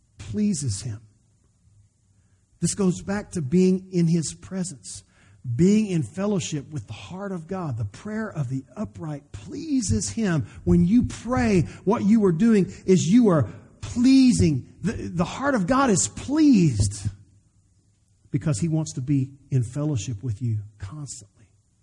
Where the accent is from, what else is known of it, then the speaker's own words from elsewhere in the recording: Ireland; you know, I'm Irish and I've got a little anger problem.